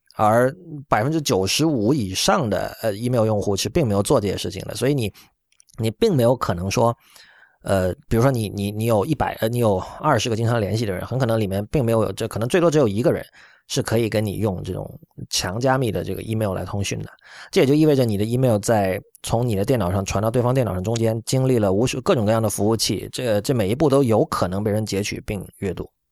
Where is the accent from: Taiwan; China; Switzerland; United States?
China; 我们作为中国人，我们要去很多地方，我们要办签证